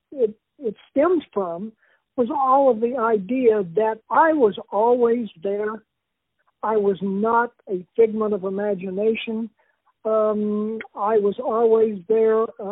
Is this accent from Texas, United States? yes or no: yes; Texas, United States; born there; also born or lived in British Columbia / Utah / Oklahoma / Arizona; now in Phoenix, United States; I'm from all over. I was born in the panhandle of Texas. I have lived in as far north as northern British Columbia, Utah, Texas, Oklahoma, Arizona, and Colorado.